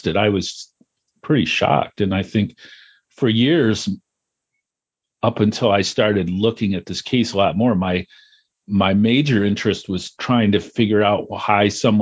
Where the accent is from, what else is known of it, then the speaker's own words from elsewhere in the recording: Potsdam, New York, United States; now in Syracuse, United States; I grew up just outside of Potsdam